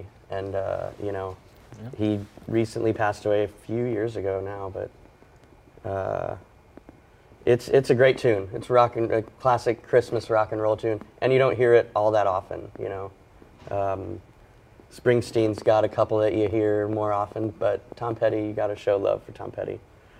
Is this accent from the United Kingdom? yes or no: no; Ireland; born there; I was born in Ireland